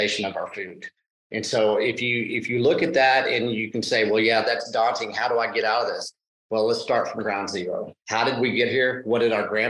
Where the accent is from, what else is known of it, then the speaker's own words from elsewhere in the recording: Texas, United States; I'm from Texas